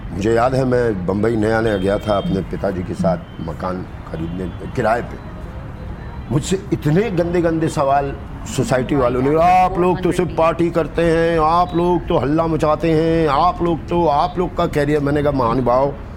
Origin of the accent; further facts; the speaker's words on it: Bihar, India; मैं उस शहर में जन्मा हूँ